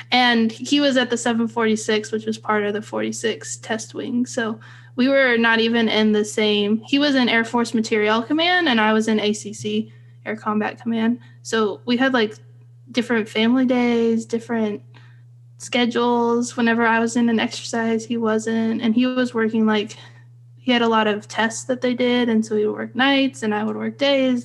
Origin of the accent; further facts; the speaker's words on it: Fresno, California, United States; I grew up in Central California in Fresno